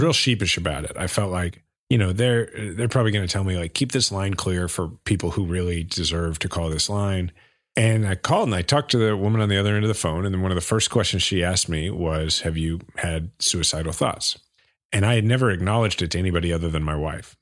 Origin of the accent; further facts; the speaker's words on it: Kansas City, Missouri, United States; my hometown, Kansas City.